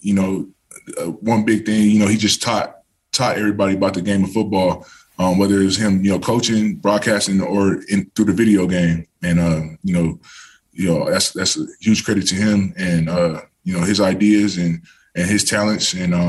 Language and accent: English; California, United States; But just growing up in Southern Cal and then coming out here, I didn't know what to expect.